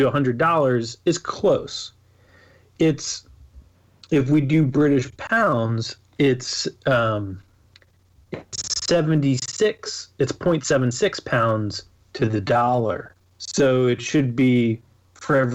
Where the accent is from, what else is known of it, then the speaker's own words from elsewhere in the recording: United States; I'm an American